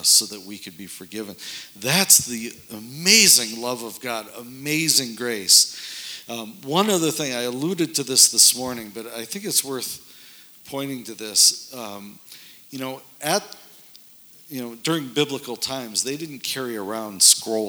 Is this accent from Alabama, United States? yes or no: no; North Dakota, United States; moved away as an adult; also born or lived in suburbs of Chicago; This is where I grew up in North Dakota, and of course I had to get out of there as soon as I could after. So I moved away